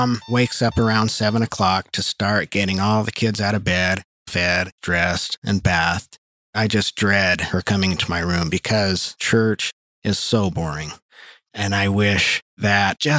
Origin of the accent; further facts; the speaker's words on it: Huntington Canyon, Utah, United States; now in Salt Lake City, United States; I grew up in Huntington Canyon, Utah.